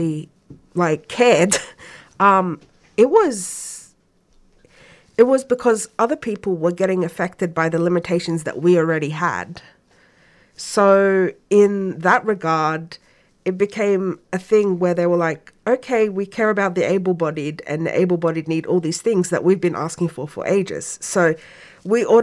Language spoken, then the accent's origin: English; Egypt; now in Melbourne, Australia; I'm also originally from Egypt